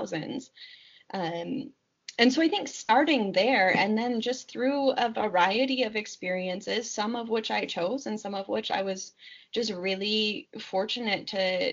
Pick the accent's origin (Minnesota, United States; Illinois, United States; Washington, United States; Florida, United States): Washington, United States; Seattle; I was growing up in Seattle